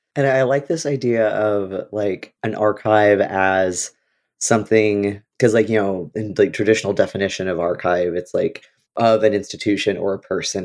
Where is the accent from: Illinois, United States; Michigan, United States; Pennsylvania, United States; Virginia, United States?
Illinois, United States; moved away; I'm from Illinois